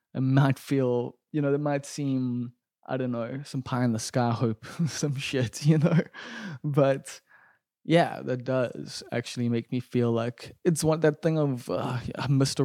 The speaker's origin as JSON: {"language": "English", "town": "Durban", "region": "KwaZulu-Natal", "country": "South Africa", "tie": "born or raised there", "said": "growing up in Umbilo, like this isn't Frenton, this isn't Stunton"}